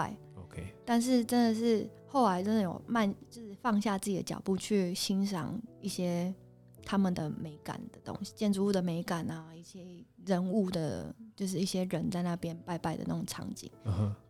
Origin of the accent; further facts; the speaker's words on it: Taipei, Taiwan; also born or lived in Kaohsiung / Poland; 其实我是高雄出生，台北长大。